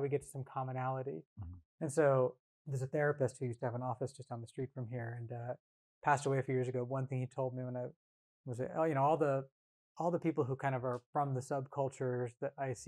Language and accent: English; California, United States; also born or lived in Bay Area, California; Came up in punk and hardcore, like I said, in rural Northern California. Mm-hmm. You know, I was born actually in the Bay Area, but moved up there when I was 9 because my dad's work